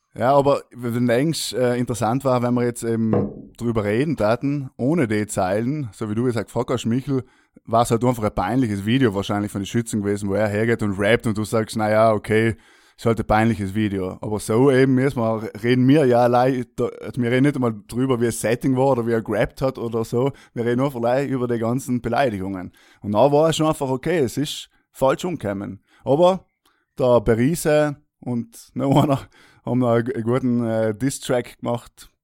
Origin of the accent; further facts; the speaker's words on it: South Tyrol, Trentino-Alto Adige, Italy; als Südtiroler lernt man auch so die klassischen Kartenspiele